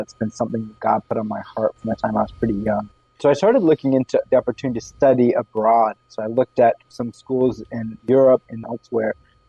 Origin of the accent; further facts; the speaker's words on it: Maryland, United States; moved away as an adult; also born or lived in Chicago / Nairobi, Kenya; now in California, United States; I grew up in the East Coast. I grew up in Maryland. I did my first degree outside Chicago. I went to Wheaton College, studied Bible and theology.